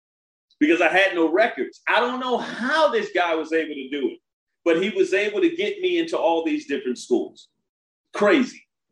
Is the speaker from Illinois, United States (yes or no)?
no; Brooklyn, New York, United States; also born or lived in Coney Island / Washington, D.C.; The reason I went to more than a dozen schools because I was from Brooklyn, Coney Island, Washington, D.C., where we are here now.